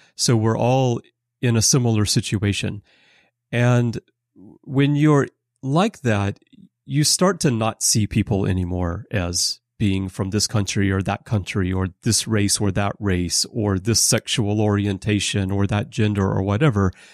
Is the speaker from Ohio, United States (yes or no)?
no; Alabama, United States; moved away; I'm from Alabama